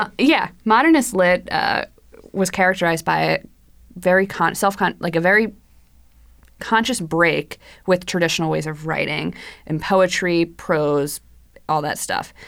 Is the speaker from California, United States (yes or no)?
no; New Jersey, United States; I am also from New Jersey.